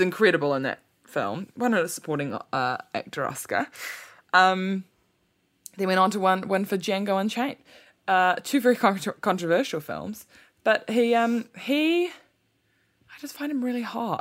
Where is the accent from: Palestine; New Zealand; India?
New Zealand; people in New Zealand and m, my, you know, myself, myself included